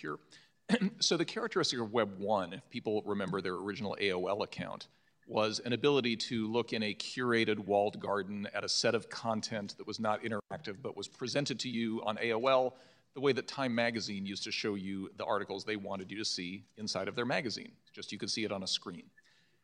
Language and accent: English; Pueblo, Colorado, United States; my hometown of Pueblo, Colorado